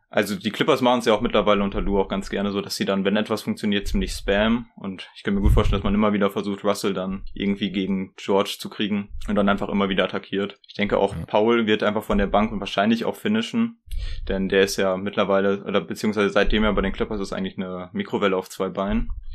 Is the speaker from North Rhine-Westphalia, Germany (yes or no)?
yes; Ibbenbüren, North Rhine-Westphalia, Germany; ich komme aus Ippenbüren. Wer das kennt, Shoutout an dich. das liegt so Osnabrück-Münsterland mäßig